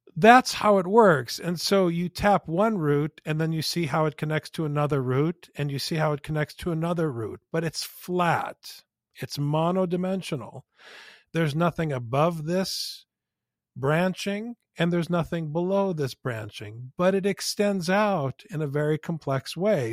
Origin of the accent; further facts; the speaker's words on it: United States; as American boys